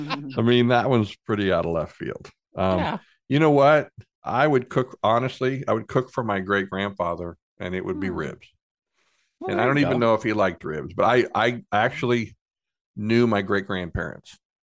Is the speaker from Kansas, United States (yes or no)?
yes; Kansas, United States; I grew up in Central Kansas. We didn't have barbecue